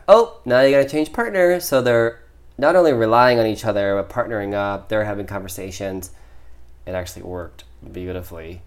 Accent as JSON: {"language": "English", "region": "Midwest", "country": "United States", "said": "I'm from the Midwest"}